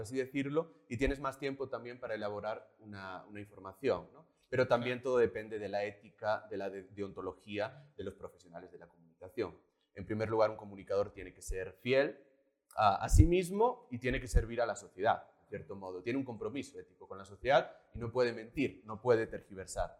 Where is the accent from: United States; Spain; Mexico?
Spain; Galicia; born or raised there; moved away as an adult; also born or lived in Madrid, Spain; now in Bolivia